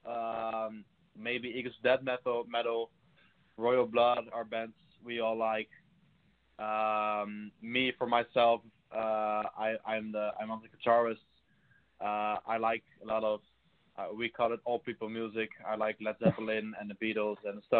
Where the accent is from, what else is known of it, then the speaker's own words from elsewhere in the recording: Rotterdam, South Holland, Netherlands; we're from the Netherlands in Rotterdam